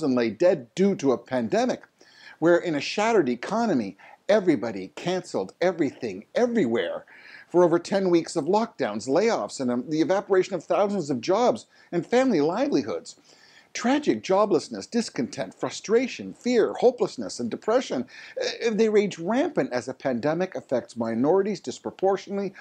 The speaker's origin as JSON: {"language": "English", "country": "Canada", "said": "your Canadian neighbor"}